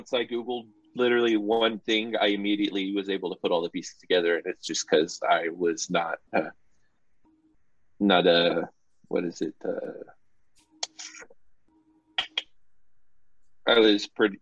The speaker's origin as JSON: {"language": "English", "country": "United States", "said": "as an American"}